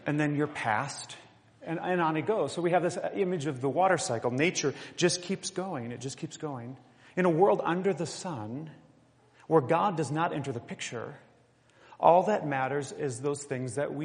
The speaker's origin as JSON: {"language": "English", "region": "southeast Minnesota", "country": "United States", "tie": "born or raised there", "moved": "yes", "lives_now": "Colorado, United States", "said": "growing up in southeast Minnesota"}